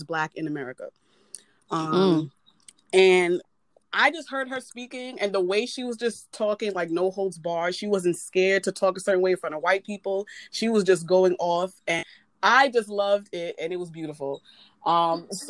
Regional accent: United States; my parents weren't born here. They're from Jamaica, but I was born here

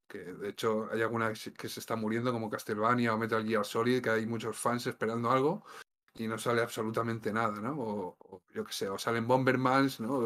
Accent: Valencian Community, Spain; además vivimos cerca, porque los dos somos valencianos

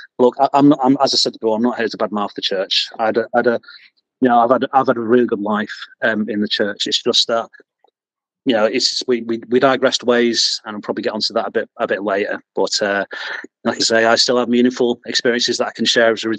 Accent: Manchester, North West England, United Kingdom; also born or lived in Bolton; I'm from Bolton, but I grew up in Manchester

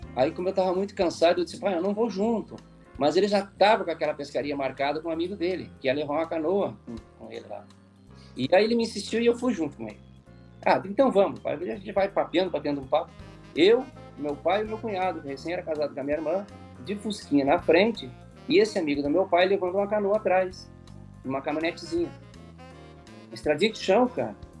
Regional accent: Campo Novo, Rio Grande do Sul, Brazil; moved away; also born or lived in Passo Fundo; na minha cidade, em Campo Novo, onde eu nasci

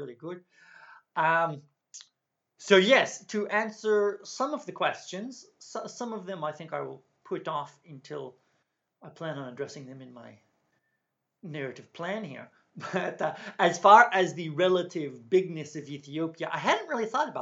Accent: United States; also born or lived in Ireland; I grew up in the United States

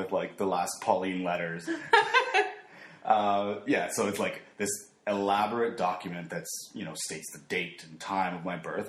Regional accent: El Salvador; moved away; where I was born in El Salvador

